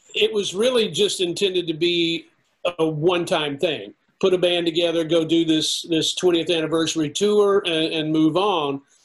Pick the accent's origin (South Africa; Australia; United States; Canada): United States; the South; I'm from the South.